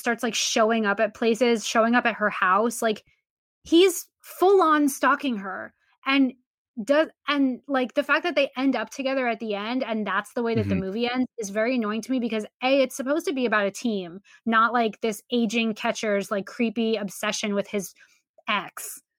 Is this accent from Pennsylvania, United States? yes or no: no; Boston, Massachusetts, United States; I grew up in Boston and I grew up down the street from Fenway.